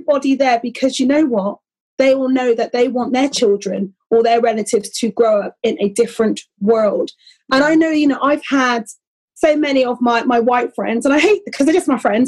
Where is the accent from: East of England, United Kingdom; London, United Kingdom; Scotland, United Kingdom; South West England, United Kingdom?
South West England, United Kingdom; Bristol; I grew up in Bristol, okay? So I'm familiar with Colston Hall